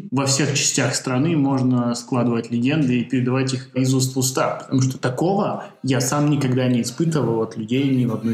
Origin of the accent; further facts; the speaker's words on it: Lithuania; now in Georgia; когда спрашивают, откуда ты, а это действительно 90% всех таксистов тебя спросят, я говорю, что я из Литвы.